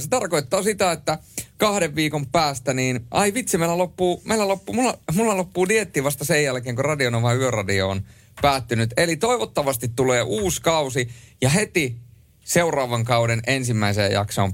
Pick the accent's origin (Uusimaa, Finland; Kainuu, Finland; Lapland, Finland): Lapland, Finland; Rovaniemi; accent: Lapland dialect; moved away; also born or lived in Helsinki; muutin Rovaniemeltä Helsinkiin, niin – äh, vielä kun puhuin letkeämpää, rennompaa ja leveämpää Lapin murretta